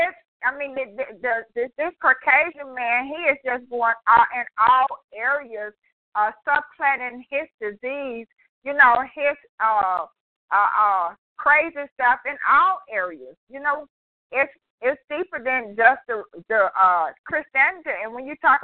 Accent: California, United States; now in Arkansas, United States; I'm here in Arkansas. I grew up in California, and I'm old school.

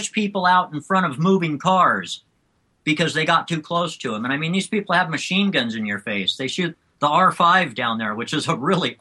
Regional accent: United States; also born or lived in South Africa; as an American

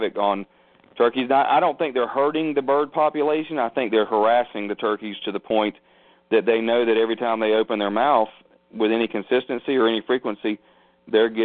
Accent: Florida, United States; moved away as an adult; also born or lived in Texas / Korea / South Carolina; I'm born and raised in Florida

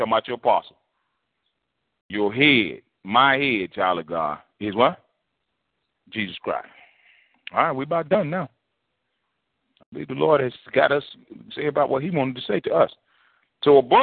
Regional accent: New Jersey, United States; moved away; when I grew up in New Jersey

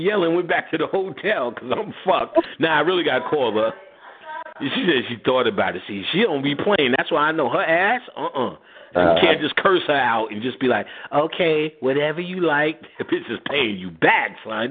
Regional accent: New York City, New York, United States; also born or lived in Jersey City, New Jersey; I'm from Queensbridge. I'm from the projects.

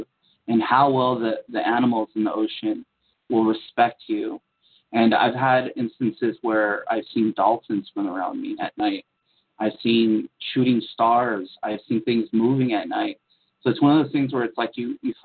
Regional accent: San Diego, California, United States; growing up in San Diego, California, we were right next to the ocean every day

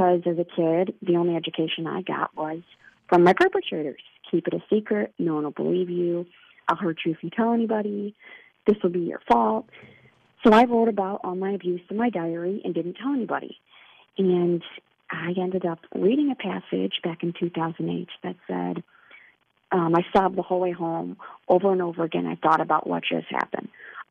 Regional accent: Illinois, United States; my home state of Illinois

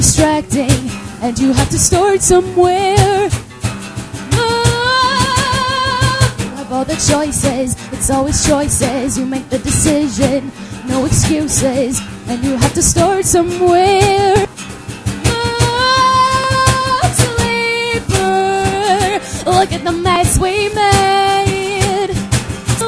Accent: Pennsylvania, United States; moved away as an adult; I'm originally from Pennsylvania

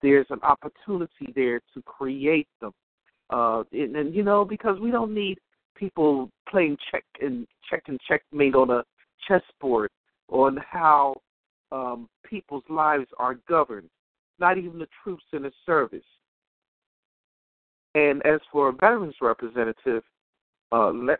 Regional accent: United States; we as American people

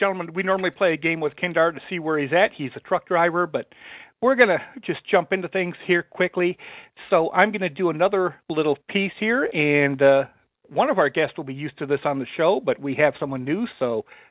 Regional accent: Livonia, Michigan, United States; now in Arkansas, United States; being born and raised in Livonia. And, I mean, right there on the side of Detroit, so.

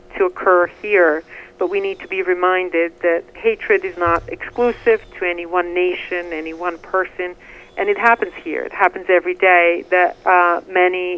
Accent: Bihac, Federation of Bosnia and Herzegovina, Bosnia & Herzegovina; moved away as an adult; now in United States; My hometown of Bihac was a diverse city, and I was a teen

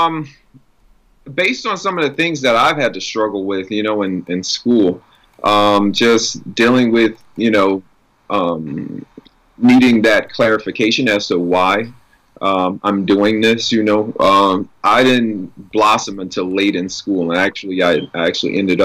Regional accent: New Orleans, Louisiana, United States; growing up in New Orleans and in that environment, we were all expected to sing and perform

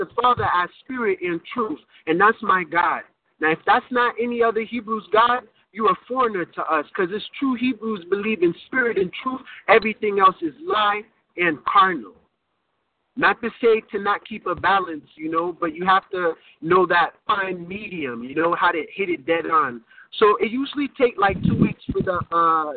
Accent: United States; I was born and raised in America, so I would be considered an American

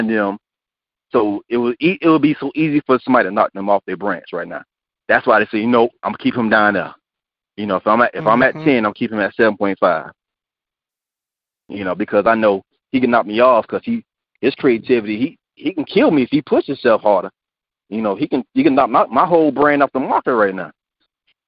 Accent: Hemingway, South Carolina, United States; growing up in Hemingway, a small town where there were no albinos

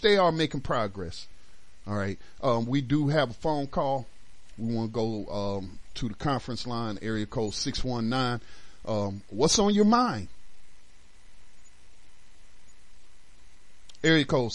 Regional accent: North Carolina, United States; also born or lived in Detroit, Michigan; starting in junior high when we moved back to North Carolina from Detroit

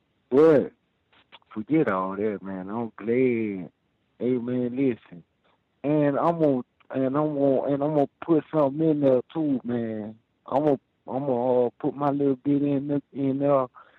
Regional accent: Houston, Texas, United States; now in North Dakota, United States; Man, I'm in North Dakota, but I'm from Houston, Texas, man.

